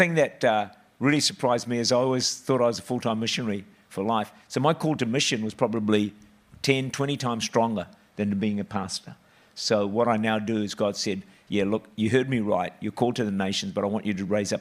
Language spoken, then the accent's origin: English; New Zealand; I was born in New Zealand, six children, and I was the last of the six. And so we grew up in town